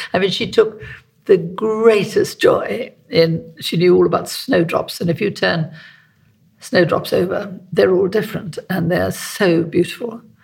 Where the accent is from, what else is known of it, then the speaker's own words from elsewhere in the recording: South Africa; moved away; I'm South African. You know, I was born in South Africa